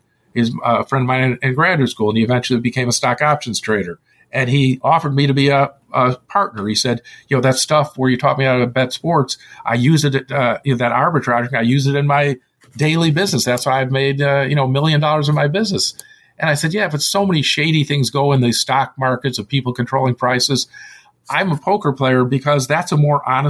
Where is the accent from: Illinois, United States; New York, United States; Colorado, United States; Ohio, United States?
Illinois, United States; moved away; also born or lived in Palo Alto; since I was from Illinois originally, we only had home games, not casinos